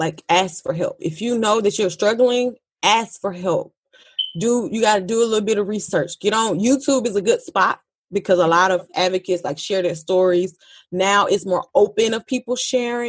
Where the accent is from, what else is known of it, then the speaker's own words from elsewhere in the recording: Georgia, United States; I'm from Georgia